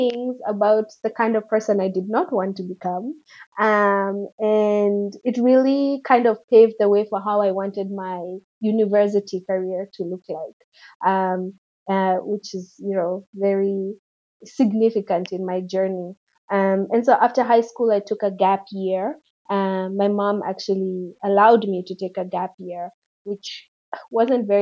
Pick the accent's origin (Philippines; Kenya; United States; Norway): Kenya; Nairobi; I'm Kenyan. So I grew up in Kenya, in Nairobi